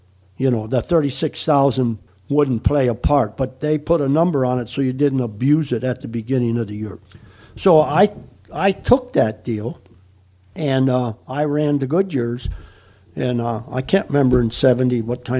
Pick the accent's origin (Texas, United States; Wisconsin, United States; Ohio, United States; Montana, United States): Wisconsin, United States; moved away as an adult; I come from Wisconsin